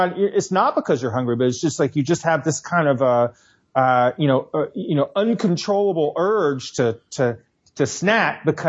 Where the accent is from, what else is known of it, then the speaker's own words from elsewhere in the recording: Tennessee, United States; now in New York, United States; I grew up in Tennessee